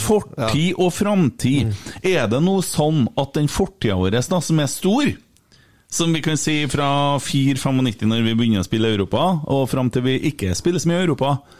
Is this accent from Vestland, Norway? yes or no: no; Bjugn, Trøndelag, Norway; Jeg sier Kotteng fordi jeg er fra Bjugn, og der er vi Kottengvatnet